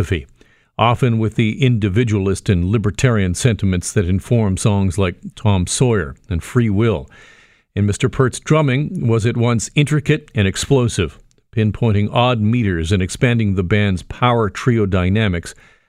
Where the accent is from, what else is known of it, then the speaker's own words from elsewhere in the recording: Burlington, Ontario, Canada; But for me, as a young suburban kid growing up in Burlington, the albums of … and the music of … helped shape me in a way that is difficult to describe. I was raised in a religious family